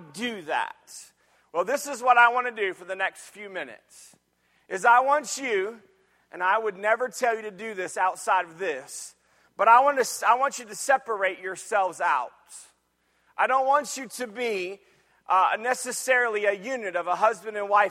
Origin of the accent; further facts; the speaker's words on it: Jacksonville, Florida, United States; moved away; also born or lived in Michigan; I grew up in Jacksonville, Florida. And when we moved to Michigan after God moved us around a little bit